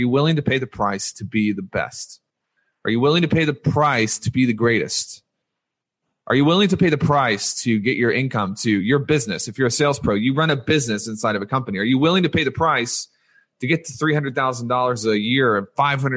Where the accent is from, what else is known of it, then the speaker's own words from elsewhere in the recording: Louisiana, United States; I was born in Louisiana, and I was raised a Louisiana State University Tigers fan.